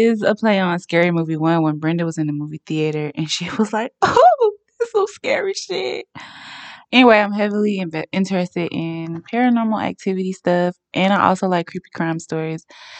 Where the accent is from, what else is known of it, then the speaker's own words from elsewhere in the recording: Atlanta, Georgia, United States; now in South Korea; I'm from Atlanta, but I live in South Korea.